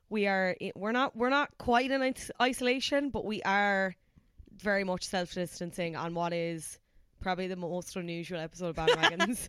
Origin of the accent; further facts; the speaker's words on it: Cork, Munster, Ireland; now in Dublin, Ireland; having moved from Cork to Dublin